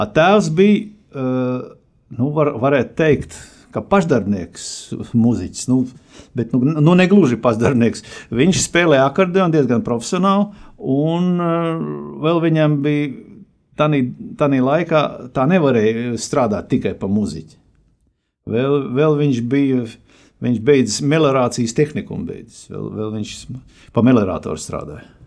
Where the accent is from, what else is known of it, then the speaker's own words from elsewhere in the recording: Rēzekne, Latgale, Latvia; moved away as an adult; also born or lived in Bolderāja, Riga; now in Riga, Latvia; es esmu no Reizeknas puses